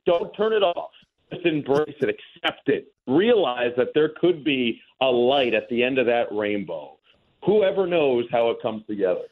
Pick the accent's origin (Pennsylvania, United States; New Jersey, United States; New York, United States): New Jersey, United States; growing up in New Jersey